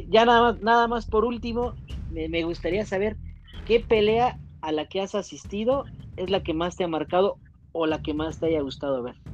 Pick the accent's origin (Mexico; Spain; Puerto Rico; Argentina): Puerto Rico; Yo soy boricua